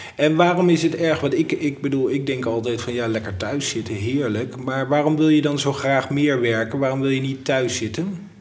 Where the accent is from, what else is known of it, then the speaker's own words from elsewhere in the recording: Leiden, South Holland, Netherlands; want ik kom oorspronkelijk uit Leiden